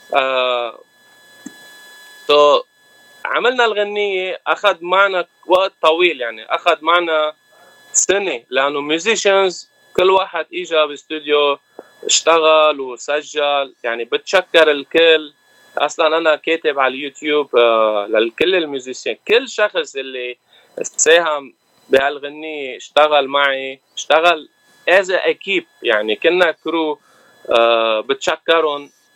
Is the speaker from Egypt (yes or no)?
no; Lebanon; moved away as an adult; now in Los Angeles, United States; انا من لبنان لبناني ارمني